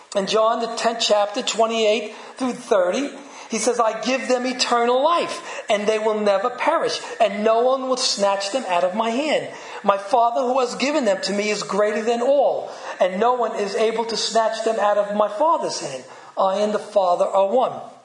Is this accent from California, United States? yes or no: no; New York City, New York, United States; accent: Brooklyn; my Brooklyn accent